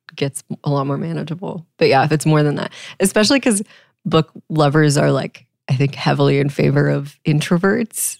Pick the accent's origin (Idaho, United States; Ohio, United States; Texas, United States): Texas, United States; I grew up in Texas